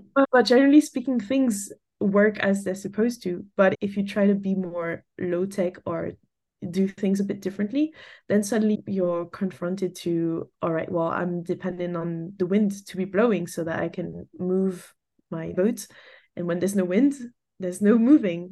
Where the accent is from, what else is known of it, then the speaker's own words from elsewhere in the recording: France; moved away as an adult; also born or lived in England / Canada; I grew up in France and left France when I graduated.